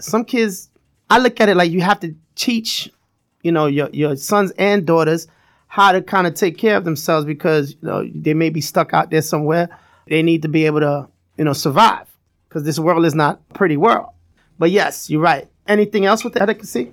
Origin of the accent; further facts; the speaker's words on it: New York City, New York, United States; I'm from Brooklyn, raised in Brooklyn